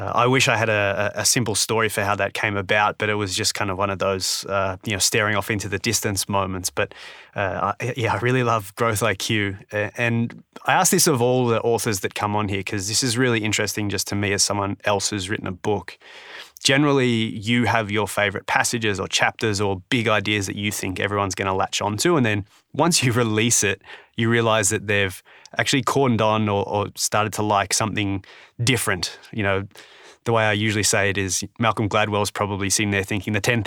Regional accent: Australia; I'm from Australia

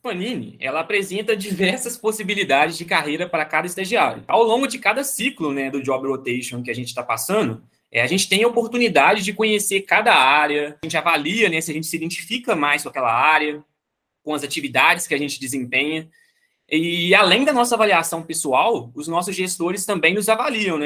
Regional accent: Itabira, Minas Gerais, Brazil; eu sou de Itabira, Minas Gerais

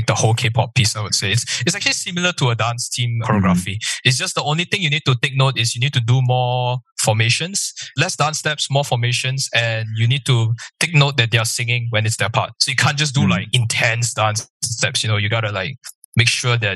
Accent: Malaysia; I'm from Malaysia

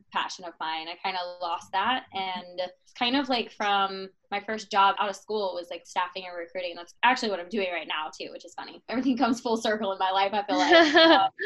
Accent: Atlanta, Georgia, United States; I am born and raised in Atlanta, Georgia. I'm still here

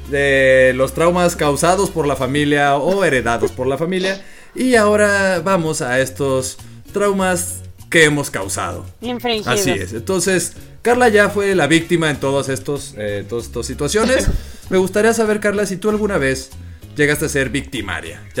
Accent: Sinaloa, Mexico; accent: norteño; desde entonces hablo como norteño y mucha gente piensa que yo soy del norte. Mucha gente me dice, oye, pienso que no eres de Sinaloa

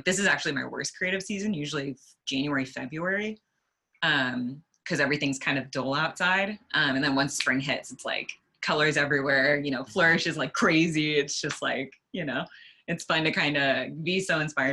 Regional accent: Sacramento, California, United States; I'm in Sacramento and this is also my hometown

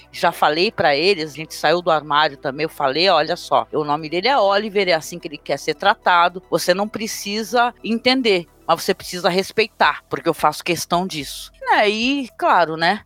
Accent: Guarujá, São Paulo, Brazil; sou aqui do Guarujá

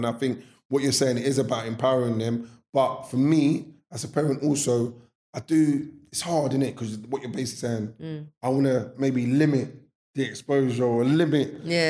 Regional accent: London, United Kingdom; growing up in South London

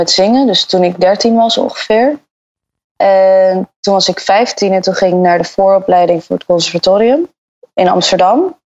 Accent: Antwerp, Flanders, Belgium; born there; also born or lived in Brazil / Dubai / Bahamas / England; Ik ben geboren in Antwerpen. En daarna heb ik gewoond in Brazilië, Dubai, de Bahama's, Engeland, België en Nederland.

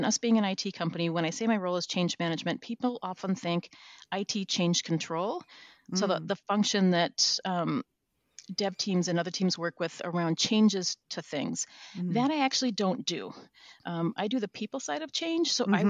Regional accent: Minnesota, United States; also born or lived in Florida / New Zealand / Vancouver, Canada; now in Washington, United States; I'm originally from Minnesota, but I've lived kind of around different places. I moved to Florida for a while and then New Zealand and then Vancouver, Canada.

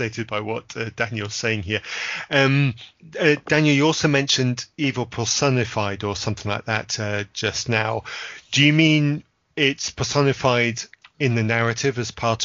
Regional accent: United Kingdom; I'm British

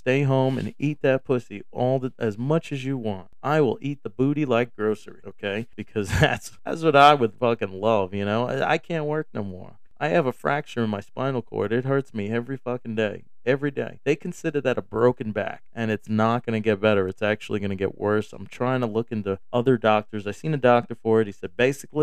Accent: New York, United States; moved away; also born or lived in Texas; I came from New York

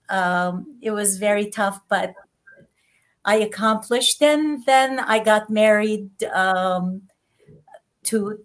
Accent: Istanbul, Turkey; English is a second language; moved away as an adult; also born or lived in Netherlands; now in United States; I was born in Istanbul, as you mentioned, of a Christian family and as Armenian

